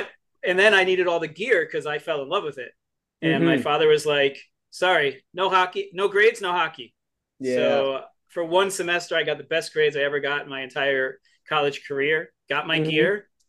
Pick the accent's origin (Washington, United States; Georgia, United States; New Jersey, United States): New Jersey, United States; growing up in Jersey